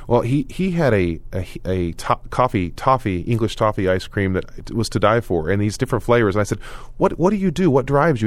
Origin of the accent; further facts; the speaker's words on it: Oklahoma, United States; moved away; when I moved away from Oklahoma, people didn't believe me, and I moved back to Oklahoma